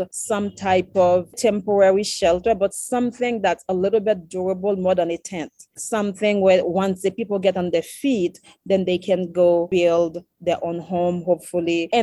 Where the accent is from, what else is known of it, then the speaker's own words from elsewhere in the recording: Saint-Michel-de-l'Attalaye, Haiti; one in my hometown, Saint-Michel